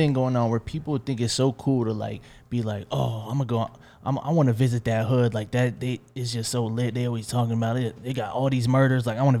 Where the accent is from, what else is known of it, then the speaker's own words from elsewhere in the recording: Philadelphia, Pennsylvania, United States; Like, yeah, I'm from Philly. Like, we got more murders than y'all in Chicago.